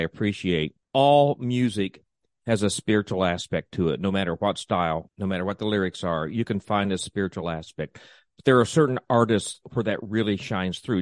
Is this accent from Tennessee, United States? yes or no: yes; East Tennessee, United States; I grew up in East Tennessee